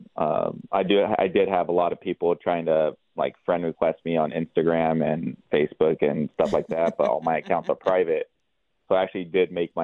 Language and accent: English; Lodi, California, United States; I'm originally from Lodi. I was born and raised here in Lodi.